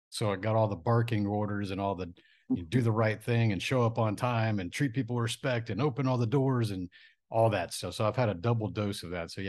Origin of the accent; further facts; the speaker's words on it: Japan; born there; So I was born in Japan on a military base.